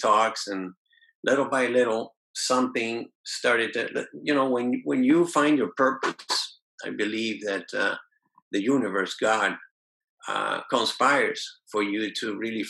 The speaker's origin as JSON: {"language": "English", "country": "Venezuela", "tie": "born or raised there", "said": "I was born in Venezuela."}